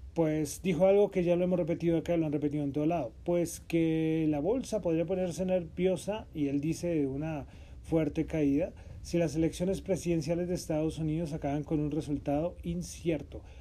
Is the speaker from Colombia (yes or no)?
yes; Colombia; estamos aquí en Bogotá, somos colombianos